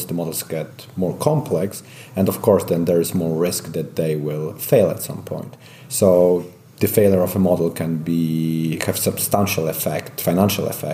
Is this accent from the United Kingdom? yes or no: no; Poland; I come from Poland